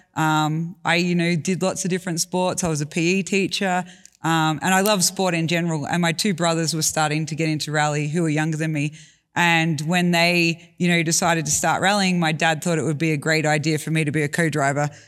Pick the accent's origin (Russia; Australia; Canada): Australia; I grew up in Australia.